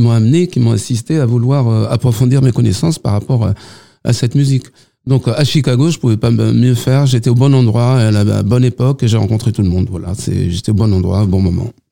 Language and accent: French; Nanterre, Île-de-France, France; moi je suis de Nanterre